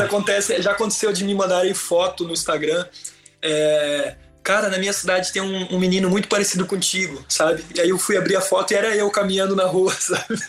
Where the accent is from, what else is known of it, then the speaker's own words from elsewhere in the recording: Brusque, Santa Catarina, Brazil; em Brusque, na minha cidade natal